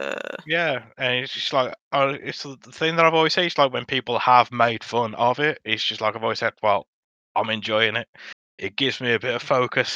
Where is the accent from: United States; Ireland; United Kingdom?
United Kingdom; Dudley, West Midlands; accent: Black Country